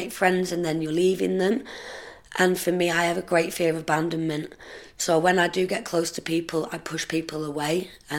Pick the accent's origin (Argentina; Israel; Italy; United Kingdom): United Kingdom; Preston, North West England; also born or lived in Surrey / Penwortham / Ashton-on-Ribble; I grew up in Preston. I was born in London, well, in Surrey. I moved to Preston at quite a young age.